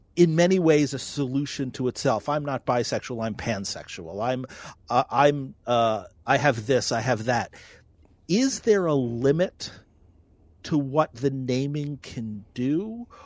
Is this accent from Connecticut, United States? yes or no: no; New York, United States; now in North Dakota, United States; I'm a New Yorker.